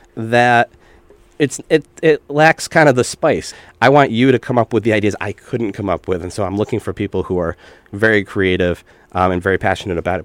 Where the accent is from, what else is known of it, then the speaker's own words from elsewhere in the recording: Pittsfield, Massachusetts, United States; I grew up Western Massachusetts, uh, okay. Pittsfield